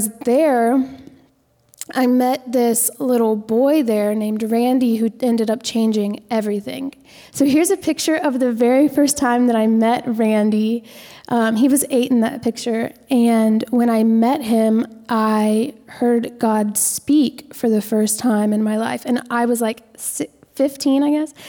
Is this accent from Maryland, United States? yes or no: no; Lexington, South Carolina, United States; I grew up in Lexington